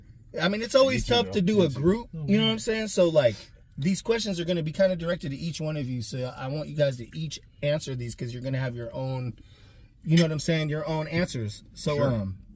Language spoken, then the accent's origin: English; Portland, Oregon, United States; I'm the only North Portland baby.